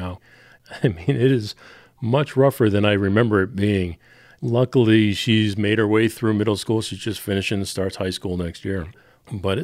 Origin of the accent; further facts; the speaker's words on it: Boston, Massachusetts, United States; I am also from New England, from the Boston area